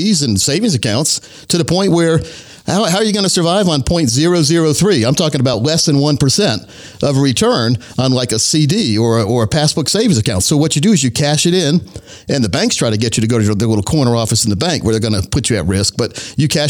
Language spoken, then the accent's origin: English; Laurinburg, North Carolina, United States; born or raised there